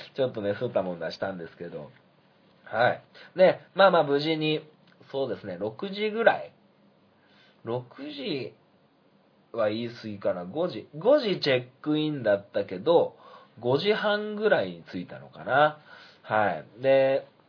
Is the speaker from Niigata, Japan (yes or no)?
yes; Sanjo, Niigata, Japan; 新潟県三条市という町に生まれて